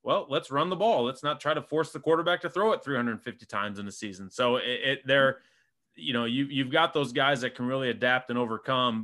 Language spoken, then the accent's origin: English; Springfield, Illinois, United States; I'm from Springfield, Illinois